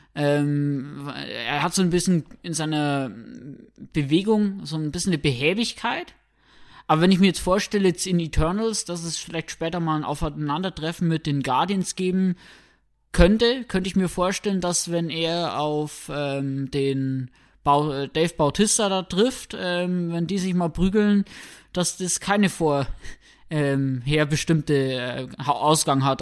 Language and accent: German; Germany; bei uns in Deutschland